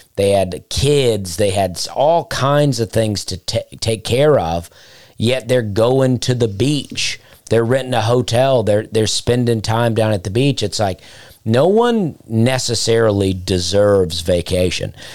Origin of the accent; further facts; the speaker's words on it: Alabama, United States; moved away as an adult; also born or lived in Charleston; I lived in Charleston and I'm from Alabama.